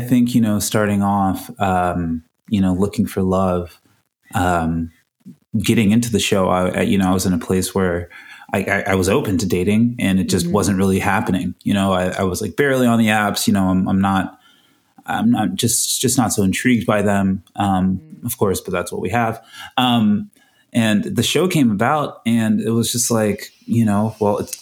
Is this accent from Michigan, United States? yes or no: no; Florida, United States; moved away as an adult; now in Los Angeles, United States; I'm from Florida